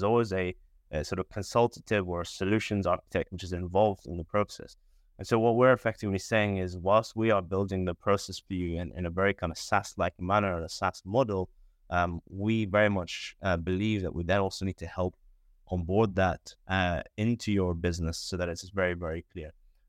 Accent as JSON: {"language": "English", "country": "Bahrain", "said": "I'm originally from Bahrain. Don't know where that is. It's a very small island in the Middle East, near Dubai, near Saudi Arabia"}